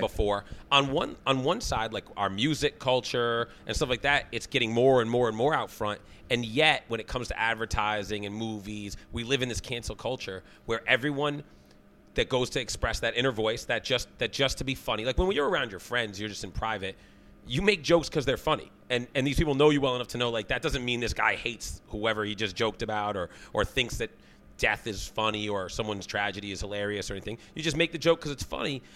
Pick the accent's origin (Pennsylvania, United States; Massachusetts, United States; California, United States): Massachusetts, United States; Sharon; I'm from Sharon, so for us it was Town Spa